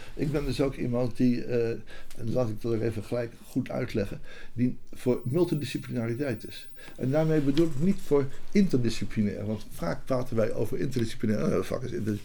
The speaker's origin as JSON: {"language": "Dutch", "town": "Rotterdam", "region": "South Holland", "country": "Netherlands", "tie": "born or raised there", "also_born_or_lived": "Amsterdam", "moved": "as an adult", "said": "ik kwam uit Rotterdam, ik ben daar geboren en ik ging wiskunde studeren"}